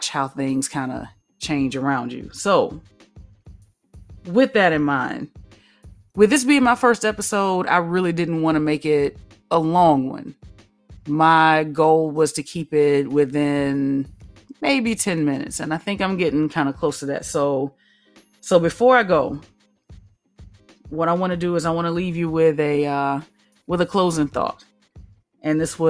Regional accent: the South, United States; I am from the South

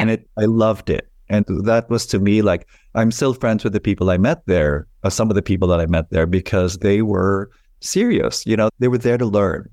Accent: Philippines; moved away as an adult; now in New York, United States; I was born in the Philippines when I moved to New York in nineteen eighty-nine.

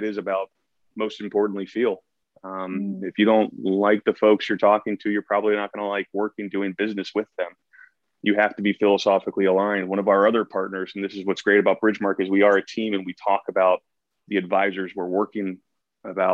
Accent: Columbus, Ohio, United States; moved away as an adult; also born or lived in the Northwest; now in Pacific Northwest, United States; I started off back in Columbus, my hometown, back in Ohio

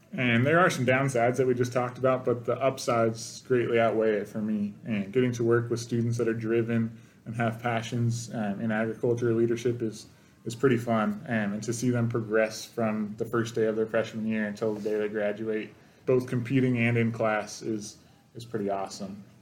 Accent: Salinas, California, United States; moved away as an adult; now in Montana, United States; I'm from California, Salinas, California. It's the vegetable capital of the world

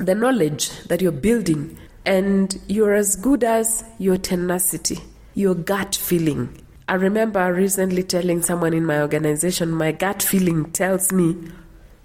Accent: Cherangany Hills, Elgeyo-Marakwet County, Kenya; moved away; growing up in Elgeyo Marakwet in the Cherangany Hills

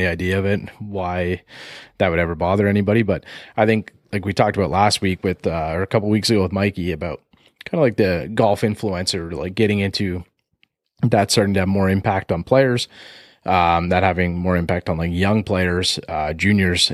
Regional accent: Canada; we're Canadian here

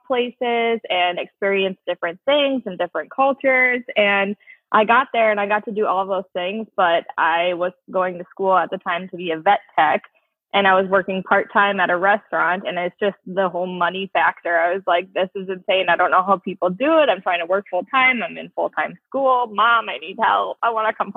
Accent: Fargo, North Dakota, United States; also born or lived in Minneapolis; Yes, I was born and raised in Fargo. I went to West Fargo High School.

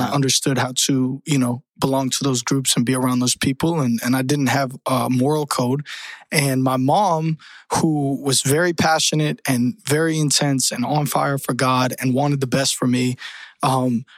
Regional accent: Tampa, Florida, United States; also born or lived in Colorado / Michigan; I grew up in Tampa, Florida. So shout out 813. That's where I lived most of my life

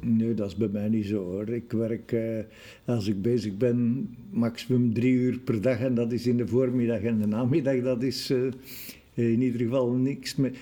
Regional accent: Brussels, Brussels-Capital Region, Belgium; wij als Brusselaars

